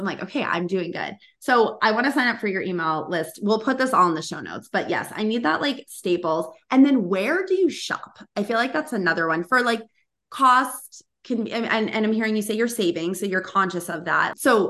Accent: Boston, Massachusetts, United States; So I grew up in Boston and we had Market Basket.

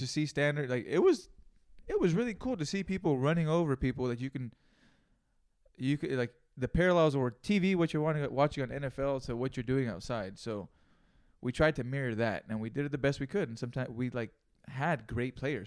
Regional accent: Greenfield, California, United States; I learned some real shit growing up there

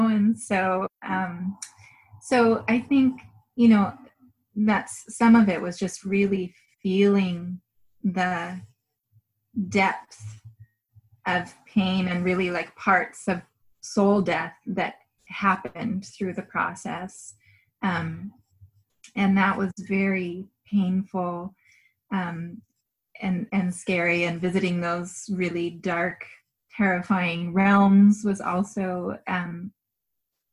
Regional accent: Washington, United States; moved away; where I grew up in Washington

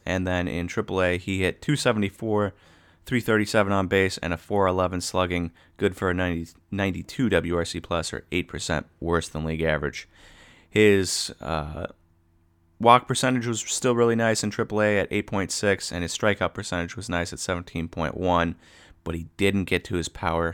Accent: Wisconsin, United States; we're from Wisconsin

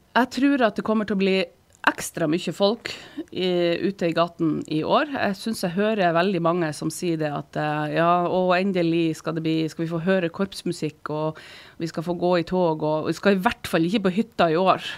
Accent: Sortland, Nordland, Norway; now in Harstad, Norway; jeg vokste opp eh, på Sortland.

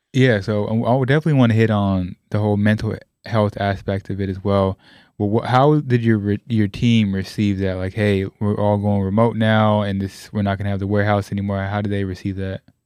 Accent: West Coast, United States; me being Puerto Rican, I grew up on the West Coast

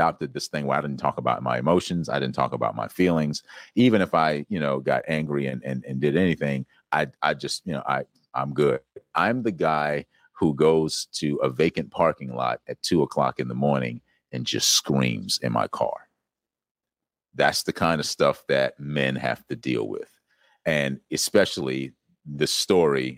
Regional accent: South Carolina, United States; I grew up in South Carolina.

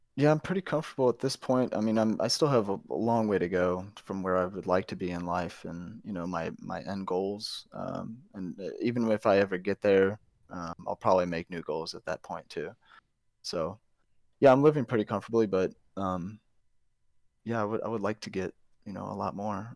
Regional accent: St. Louis, Missouri, United States; moved away as an adult; now in Texas, United States; I'm originally from Saint Louis

